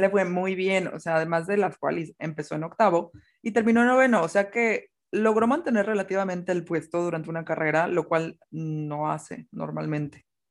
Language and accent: Spanish; Mexico; como mexicana